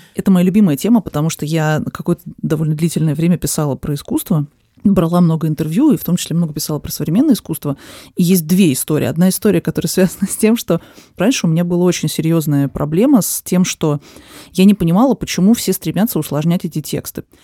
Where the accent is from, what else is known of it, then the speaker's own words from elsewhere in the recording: Moscow, Russia; я родилась в Москве, всю жизнь живу в Москве